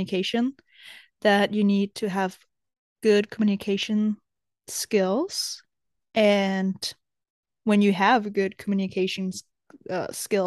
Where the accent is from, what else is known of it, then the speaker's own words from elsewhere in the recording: Denmark; also born or lived in America; I was ready to leave Denmark to move to America